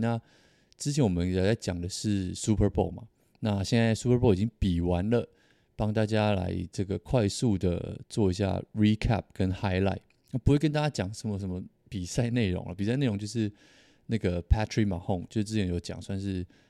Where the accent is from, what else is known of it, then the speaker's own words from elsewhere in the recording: Taiwan; 我是台湾人